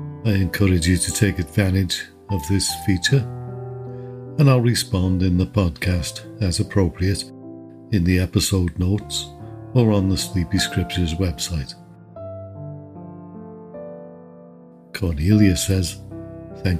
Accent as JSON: {"language": "English", "town": "Liverpool", "region": "North West England", "country": "United Kingdom", "tie": "born or raised there", "also_born_or_lived": "Cheshire / Canada / Texas", "moved": "as an adult", "said": "As for my accent, well, you guessed it, I was born and raised in Liverpool."}